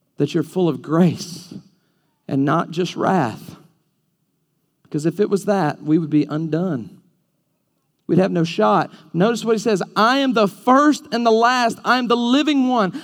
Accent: Alabama, United States; I'm from Alabama.

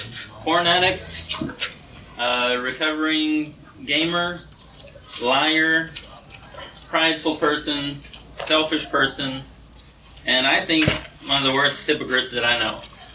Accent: Brazil; I was born and raised in Brazil. My parents were missionaries there.

